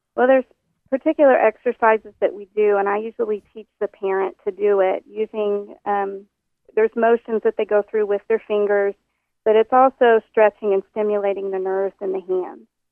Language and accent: English; Oklahoma, United States; moved away; I'm from Oklahoma originally, and all my people are, are from the South